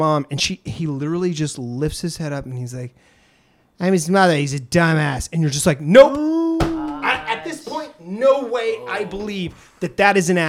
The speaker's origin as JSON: {"language": "English", "region": "East Coast", "country": "United States", "tie": "born or raised there", "moved": "yes", "lives_now": "California, United States", "said": "I grew up on the East Coast"}